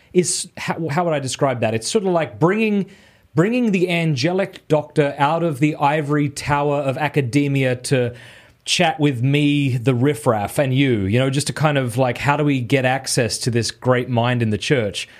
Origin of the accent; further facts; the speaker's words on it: Australia; moved away as an adult; now in Steubenville, United States; I am an Australian who lives in Steubenville, Ohio.